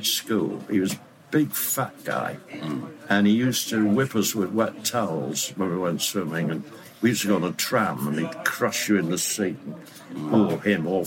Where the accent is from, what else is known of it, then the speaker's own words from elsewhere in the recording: Leeds, Yorkshire and the Humber, United Kingdom; moved away; I went up to Leeds, my hometown